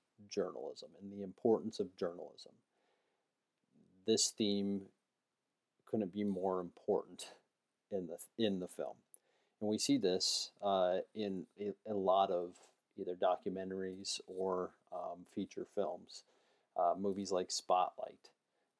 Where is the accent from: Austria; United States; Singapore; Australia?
United States; as an American